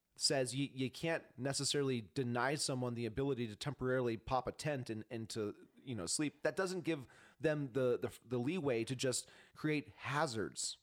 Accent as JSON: {"language": "English", "town": "Spokane", "region": "Washington", "country": "United States", "tie": "born or raised there", "moved": "yes", "lives_now": "Montana, United States", "said": "I'm not from Montana. I was born in Spokane"}